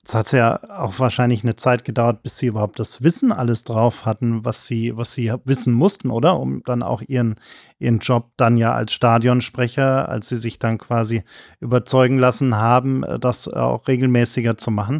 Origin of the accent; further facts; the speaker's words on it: Munich, Bavaria, Germany; ich komme aus München